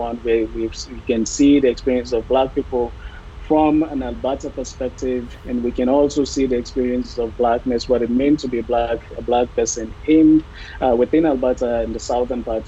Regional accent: Sierra Leone; I am from Sierra Leone

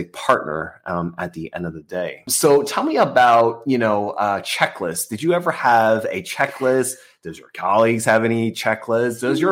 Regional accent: United States; I was born in the States, I grew up as an American

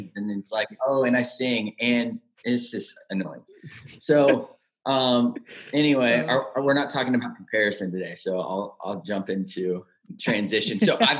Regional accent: Rocklin, California, United States; born and raised in Rockland, California, suburb outside of Sacramento.

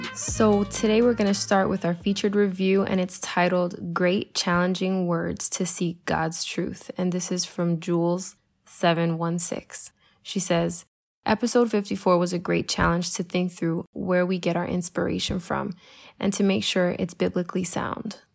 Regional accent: Puerto Rico; your Jesus loving Puerto Rican life coach

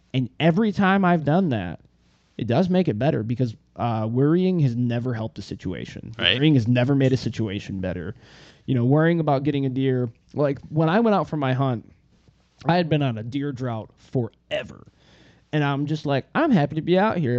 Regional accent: Northern Michigan, United States; I'm from Northern Michigan

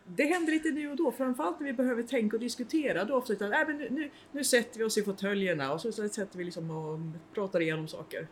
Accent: Nyköping, Södermanland, Sweden; moved away as an adult; also born or lived in Uppsala; Jag kom från Nyköping

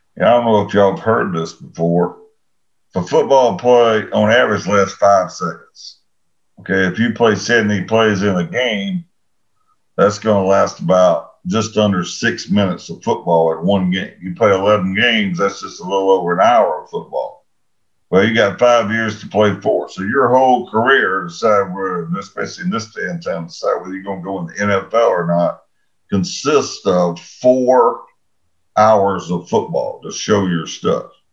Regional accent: Huntsville, Alabama, United States; was from Huntsville

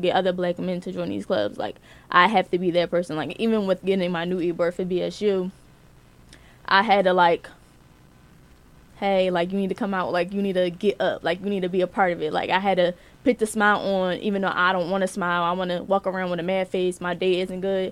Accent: Philadelphia, Pennsylvania, United States; moved away; I'm from Philly

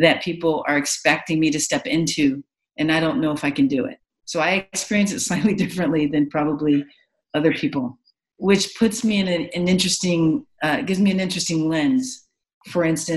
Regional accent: Los Angeles, California, United States; I grew up in Los Angeles with a lot of different influences

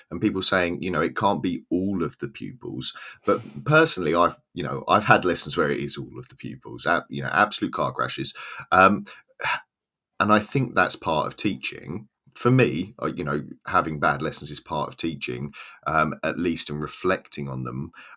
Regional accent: Southern England, United Kingdom; accent: Southern English, estuary; now in Swansea, United Kingdom; has my accent, a kind of Southern English, kind of estuary accent

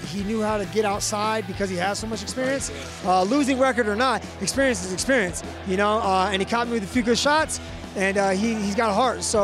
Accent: Barstow, California, United States; also born or lived in Long Beach; I'm actually from Barstow. Barstow stand up, and we are called the high desert for a reason

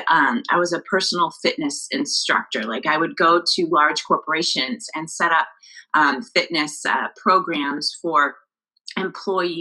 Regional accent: Billings, Montana, United States; moved away as an adult; also born or lived in Arizona / Florida; I grew up in Billings, Montana

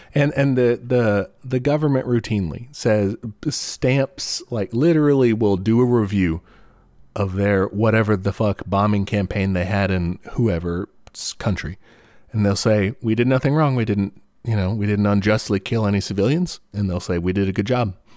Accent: United States; as an American

